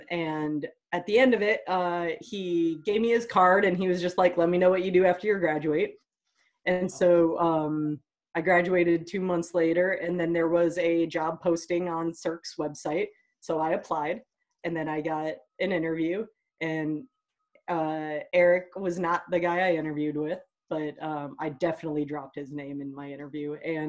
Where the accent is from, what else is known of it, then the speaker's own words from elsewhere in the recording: Ohio, United States; we're two kids from Ohio and wow, did we want out.